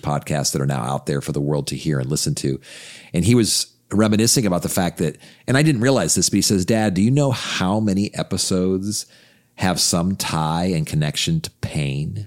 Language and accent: English; United States; being a f, American